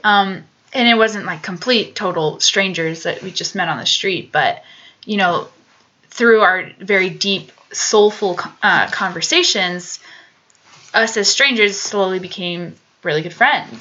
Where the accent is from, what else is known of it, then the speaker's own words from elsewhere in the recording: Colorado Springs, Colorado, United States; now in Boulder, United States; I grew up in Colorado, down Colorado Springs, so a couple hours south of Boulder.